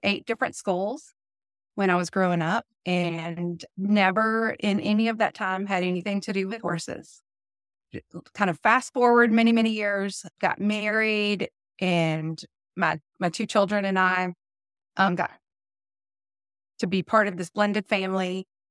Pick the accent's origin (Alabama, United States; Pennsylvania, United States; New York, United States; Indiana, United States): Alabama, United States; Birmingham; accent: southern; I was born in Birmingham, Alabama. I've lived here my entire life